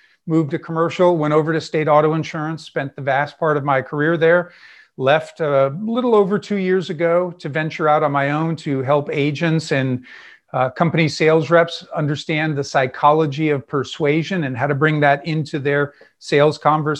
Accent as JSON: {"language": "English", "town": "Honolulu", "region": "Hawaii", "country": "United States", "tie": "born there", "said": "I was born in Honolulu, Hawaii."}